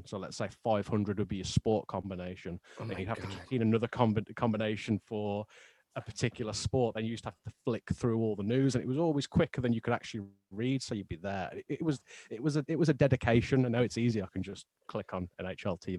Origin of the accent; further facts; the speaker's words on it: Wolverhampton, West Midlands, United Kingdom; now in Nottingham, United Kingdom; I'm originally from Wolverhampton, which is near Birmingham, which is about 130 miles north of London. And I now live in Nottingham